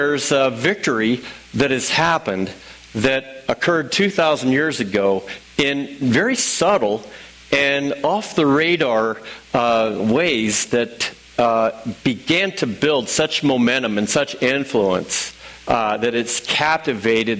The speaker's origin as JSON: {"language": "English", "region": "Illinois", "country": "United States", "also_born_or_lived": "St. Louis", "said": "I'm from Illinois"}